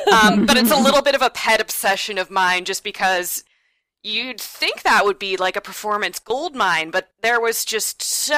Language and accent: English; Oregon, United States; I'm from Oregon, which is the home of the Oregon Shakespeare Festival